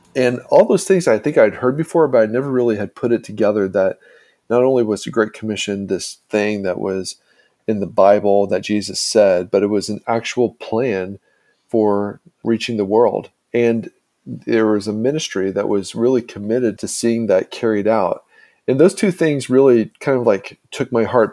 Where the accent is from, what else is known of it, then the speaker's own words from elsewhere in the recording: Indiana, United States; my small town in Indiana